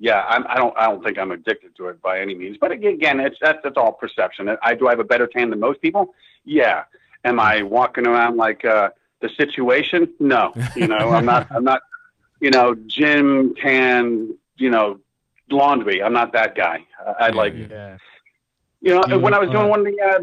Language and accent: English; Miami, Florida, United States; Born and raised in Miami